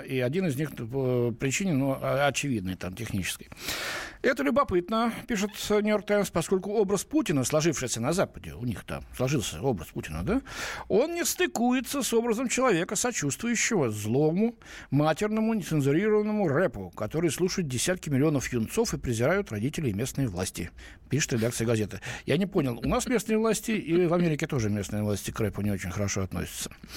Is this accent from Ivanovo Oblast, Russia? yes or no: no; Moscow, Russia; я в Москве родился